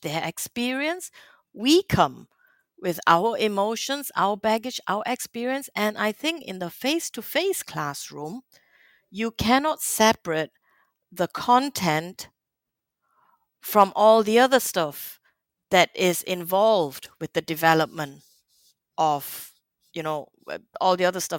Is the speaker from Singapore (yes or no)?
yes; Singapore; moved away; I grew up in Singapore. I went to school in Singapore